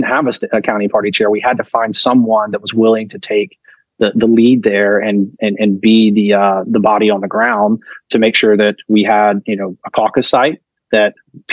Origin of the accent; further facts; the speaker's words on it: North Carolina, United States; moved away; I'm from North Carolina originally